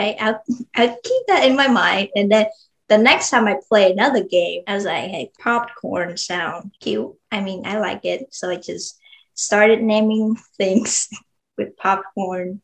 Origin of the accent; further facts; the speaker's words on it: Vietnam; now in Texas, United States; So I was born in Vietnam. Moved over here in the U.S. in 2015, so probably almost like 6 years ago.